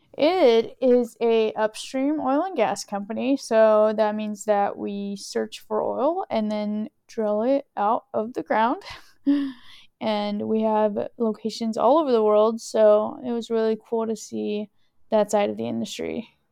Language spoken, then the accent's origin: English; Houston, Texas, United States; also born or lived in California / College Station, Texas; I am originally from California. Um, my parents are Salvadorian, so that is, uh, my ethnicity. I'm first gen American, Salvadorian, and when I was around ten years old, we moved to Texas. And, uh, we moved to Houston, which is kind of where I've been living ever since.